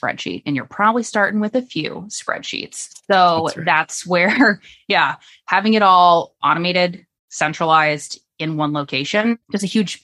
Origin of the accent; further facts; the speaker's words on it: Florida, United States; now in Virginia, United States; So I grew up in Florida